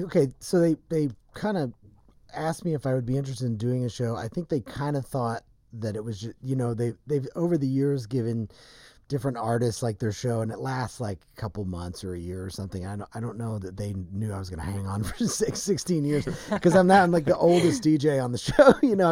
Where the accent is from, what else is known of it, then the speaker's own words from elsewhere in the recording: Nashville, Tennessee, United States; moved away as an adult; I did. Grew up in Nashville. Moved here when I was 20. So I've been here longer, but I grew up in Nashville.